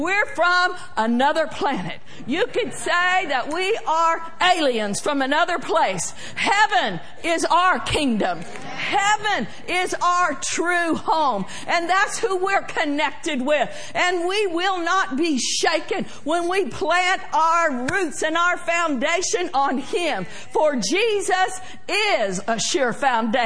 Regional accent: Oklahoma, United States; I like to say far, far, far, because that's how I grew up saying it in Oklahoma

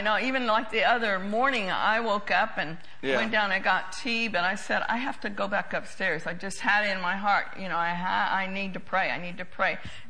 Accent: Oklahoma, United States; I've heard it before growing up in Oklahoma.

